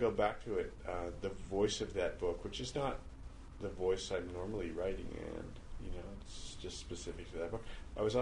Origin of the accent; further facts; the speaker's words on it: Montreal, Quebec, Canada; moved away as an adult; now in Maine, United States; I was born and brought up here